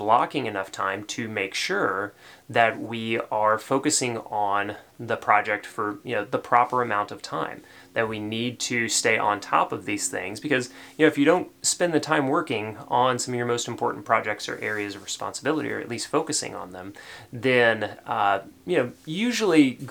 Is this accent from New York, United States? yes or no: no; Tennessee, United States; accent: Tennessee; my Tennessee accent